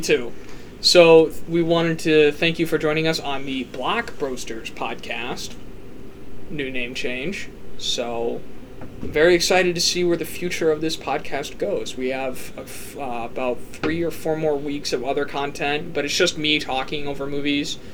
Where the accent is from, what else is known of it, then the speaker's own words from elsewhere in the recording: Midwest, United States; we didn't grow up in the South, we grew up in the Midwest